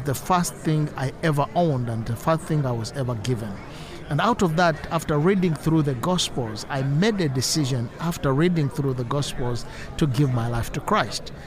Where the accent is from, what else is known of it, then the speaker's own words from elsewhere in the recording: Eastern Region, Uganda; I'm from Eastern Uganda and I live in Uganda